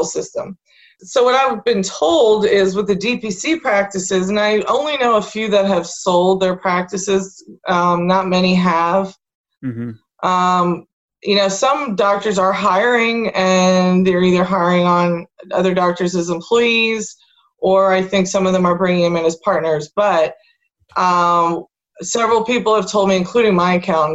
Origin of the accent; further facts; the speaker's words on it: Allentown, Pennsylvania, United States; I grew up in this area. I was born here in Allentown and, you know, went all through grade school, high school.